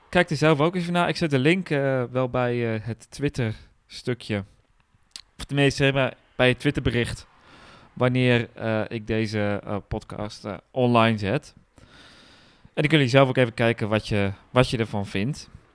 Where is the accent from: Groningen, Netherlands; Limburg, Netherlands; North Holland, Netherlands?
Groningen, Netherlands; bij ons in Groningen